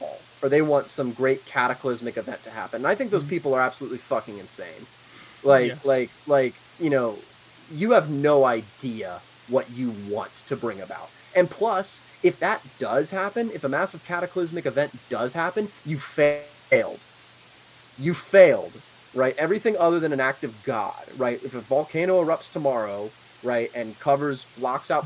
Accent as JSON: {"language": "English", "region": "Northern Virginia", "country": "United States", "also_born_or_lived": "Shenandoah Valley, Virginia", "said": "I come from Northern Virginia"}